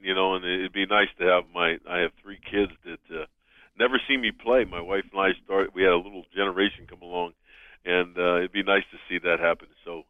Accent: Philadelphia, Pennsylvania, United States; I was from Philadelphia because I always wanted to play for the Philadelphia Eagles.

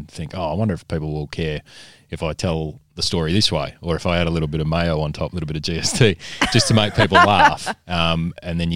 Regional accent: Kalgoorlie, Western Australia, Australia; now in Perth, Australia; I'm from Kalgoorlie

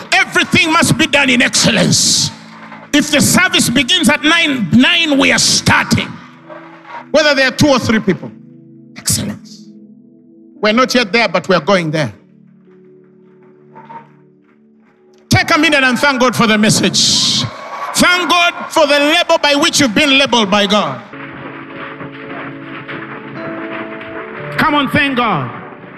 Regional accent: Uganda; Born and raised in Uganda

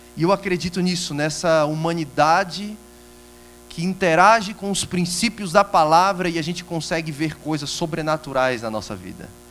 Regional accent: Ceará, Brazil; now in Itajaí, Brazil; Somos nordestinos do Ceará, mas moramos ali em Santa Catarina, ali em Itajaí.

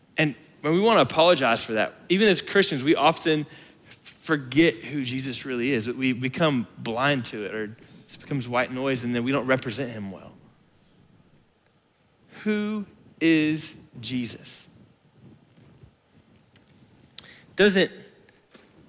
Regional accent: Florida, United States; now in Lubbock, United States; growing up in Florida

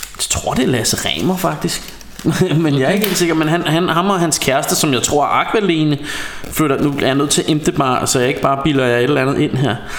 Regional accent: Denmark; som dansker

